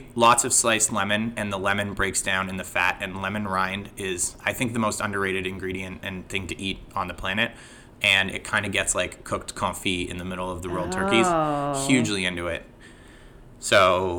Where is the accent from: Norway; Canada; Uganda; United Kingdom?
Canada; now in United States; being a Canadian on Thanksgiving